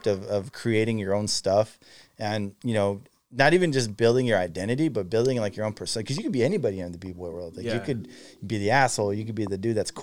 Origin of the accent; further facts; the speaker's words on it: Woodland, California, United States; Coming from Woodland. Woodland's small.